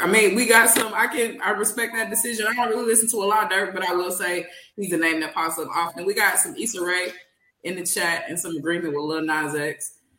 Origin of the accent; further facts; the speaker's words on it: Kansas City, Missouri, United States; I'm from Kansas City, Missouri specifically.